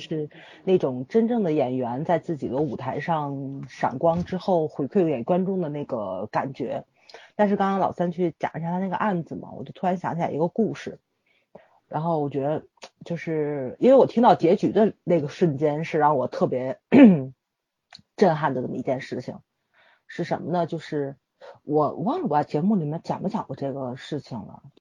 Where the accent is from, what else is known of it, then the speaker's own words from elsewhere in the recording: Tianjin, China; 我们天津人不喜欢出我们这个城市